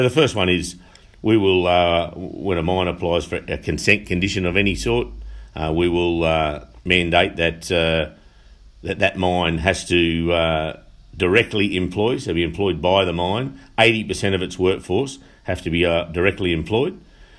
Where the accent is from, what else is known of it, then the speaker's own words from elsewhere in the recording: Denman, New South Wales, Australia; now in Muswellbrook, Australia; I born and bred in Denman. I married a local Muswellbrook girl, and I've raised my family now in Muswellbrook on a small farm just out of Muswellbrook.